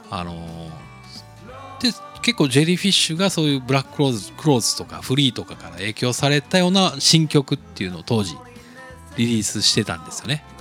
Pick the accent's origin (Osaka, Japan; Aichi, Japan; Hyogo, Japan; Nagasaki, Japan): Nagasaki, Japan; moved away; 僕の実家長崎